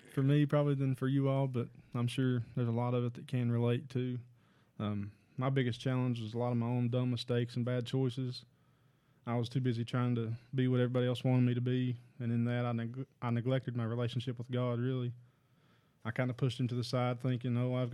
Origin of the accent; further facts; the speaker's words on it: Hiltons, United States; I grew up here in Hilton's